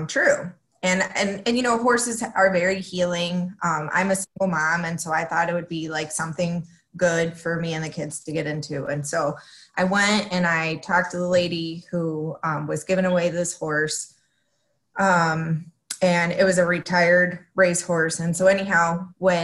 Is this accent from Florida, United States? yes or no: yes; Florida, United States; English is a second language; moved away as an adult; also born or lived in Mexico City, Mexico; now in Rockford, United States; originally I was born in Mexico City and then I moved the United States with my mom when I was 9. Okay. And I moved to Florida. So I grew up in Florida my whole entire life.